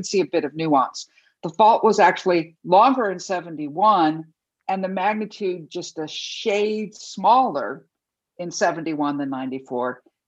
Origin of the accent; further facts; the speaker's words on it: Los Angeles, California, United States; also born or lived in Taipei, Taiwan; I grew up in Los Angeles, but that year I had gone to spend the year with other family members in Taipei, Taiwan, and was in high school there.